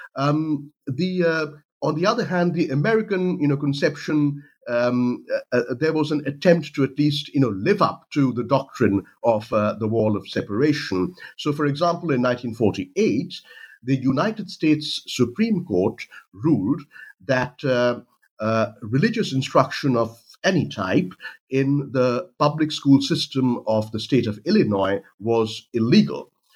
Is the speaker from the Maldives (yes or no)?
no; India; moved away; I'm from India uh, originally